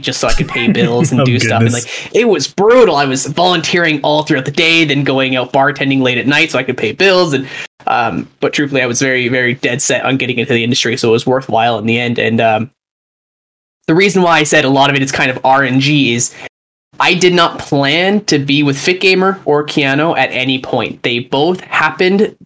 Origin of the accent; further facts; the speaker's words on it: Calgary, Alberta, Canada; moved away as an adult; also born or lived in Edinburgh, Scotland / Toronto; I moved back to my home city of Calgary.